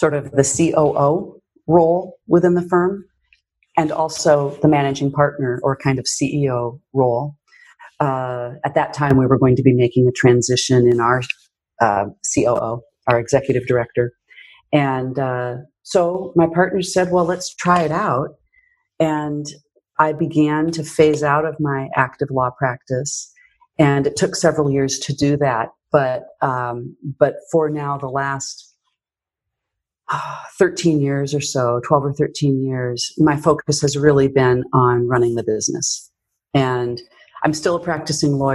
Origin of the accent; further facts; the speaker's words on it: Yakima, Washington, United States; also born or lived in France; now in Seattle, United States; we opened up an office in my hometown in Yakima